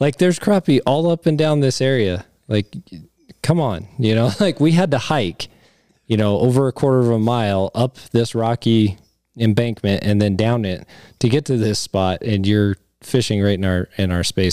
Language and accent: English; Cheyenne, Wyoming, United States; growing up in Cheyenne